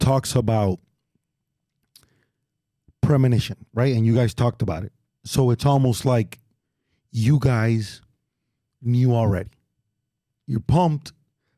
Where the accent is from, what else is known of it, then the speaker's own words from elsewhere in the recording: Miami, Florida, United States; I'm from the West